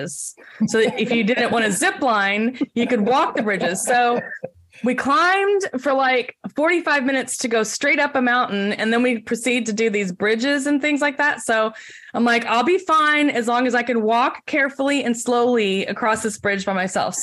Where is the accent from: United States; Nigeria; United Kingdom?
United States; San Antonio, Texas; I grew up in San Antonio, Texas